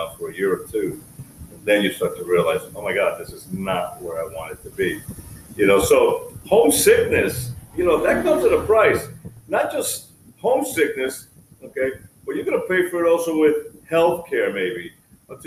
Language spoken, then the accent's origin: English; New York, United States; moved away as an adult; now in Ecuador; I live in Ecuador now, I'm an expat from the United States, New York